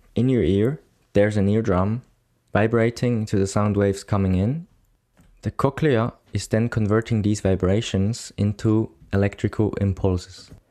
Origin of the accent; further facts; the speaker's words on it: Bern, Switzerland; I'm coming from Switzerland, more specifically Bern, which is the capital city of Switzerland.